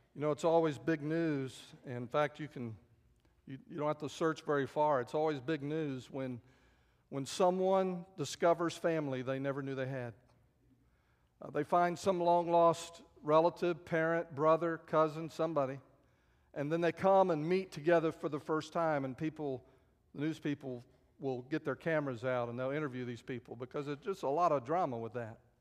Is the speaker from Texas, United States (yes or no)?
yes; San Antonio, Texas, United States; also born or lived in Dayton, Ohio; I grew up in San Antonio